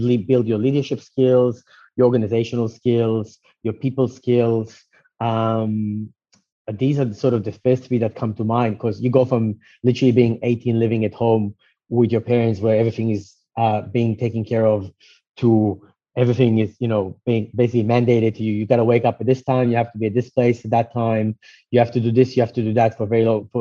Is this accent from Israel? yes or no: yes; Israel; moved away; I was actually born and raised in Israel